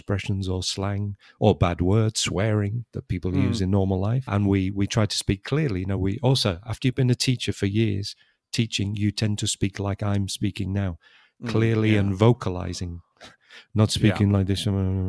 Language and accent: English; England, United Kingdom; accent: English; We have English accents because we're from England, from different parts of England.